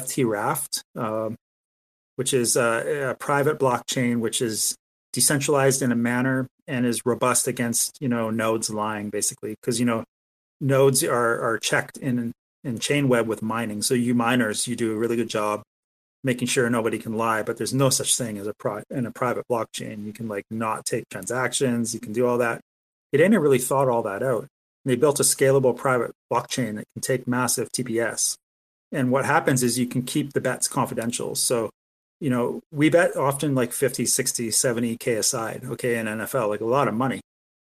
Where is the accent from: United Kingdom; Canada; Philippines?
Canada; I'm a Canadian